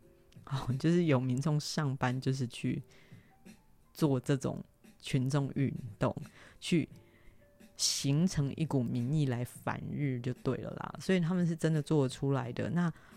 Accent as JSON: {"language": "Chinese", "country": "Taiwan", "said": "那你要很大声的说，我我台湾人，我台湾人这样子。"}